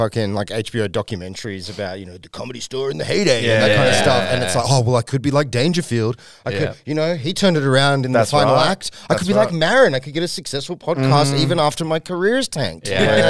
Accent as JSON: {"language": "English", "town": "Sydney", "region": "New South Wales", "country": "Australia", "tie": "born or raised there", "also_born_or_lived": "North Shore, Sydney"}